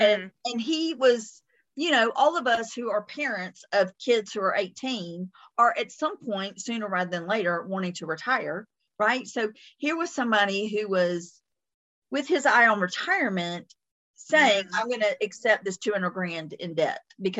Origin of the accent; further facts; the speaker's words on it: the South, United States; accent: Southern; my Southern accent